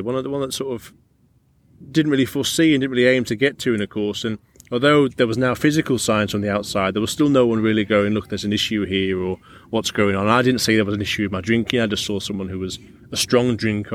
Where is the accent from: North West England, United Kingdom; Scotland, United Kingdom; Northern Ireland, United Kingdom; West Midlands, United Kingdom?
North West England, United Kingdom; Carlisle; I'm brought up pretty close to this area, I'm from Carlisle originally